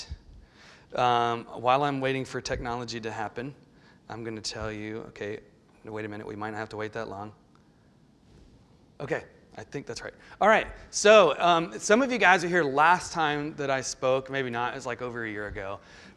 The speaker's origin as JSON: {"language": "English", "area": "the Lowcountry", "region": "the South", "country": "United States", "tie": "born or raised there", "moved": "as an adult", "said": "And I grew up in the South, and I grew up in the Low Country, one of the few. And born and raised"}